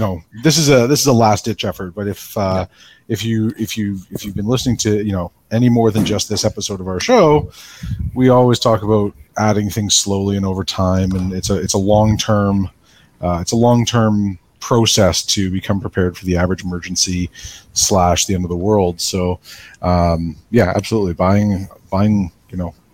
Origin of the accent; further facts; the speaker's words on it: Canada; we're Canadian